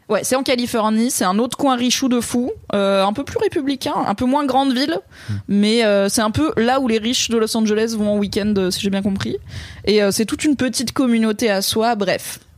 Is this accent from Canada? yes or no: no; Drôme, Auvergne-Rhône-Alpes, France; 50 bornes de là où j'ai grandi dans la Drôme